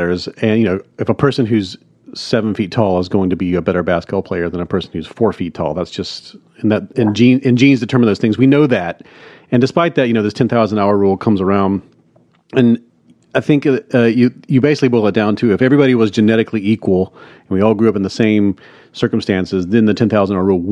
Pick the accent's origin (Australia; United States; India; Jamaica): United States; Hattiesburg, Mississippi; my hometown, Hattiesburg, Mississippi